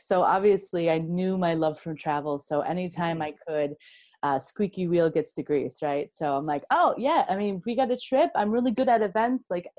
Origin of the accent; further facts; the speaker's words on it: Midwest, United States; And I'm from the Midwest, so we just smile at everyone all the time.